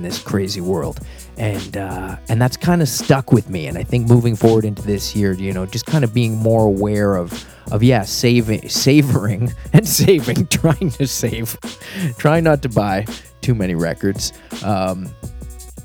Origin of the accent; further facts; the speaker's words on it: Halifax, Nova Scotia, Canada; where I grew up in Halifax and Nova Scotia